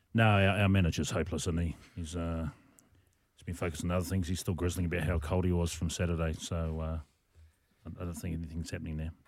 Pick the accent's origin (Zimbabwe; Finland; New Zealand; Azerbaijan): New Zealand; moved away; also born or lived in Rarotonga, Cook Islands; I was a competitive ballroom dancer as a, as a child back in New Zealand.